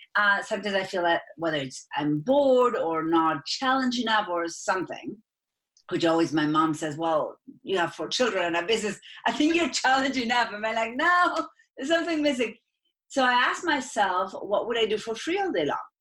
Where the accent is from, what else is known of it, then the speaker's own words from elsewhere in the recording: Argentina; accent: Argentine; English is a second language; moved away as an adult; now in United States; I am from Argentina. That's where my accent is from.